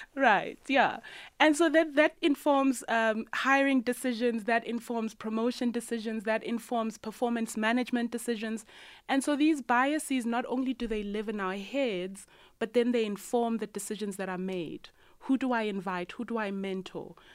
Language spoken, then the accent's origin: English; Soweto, Gauteng, South Africa; 5424 is the street number of my childhood home in Orlando East. And if you don't know, Orlando East is a low income community in Soweto. And growing up in Orlando East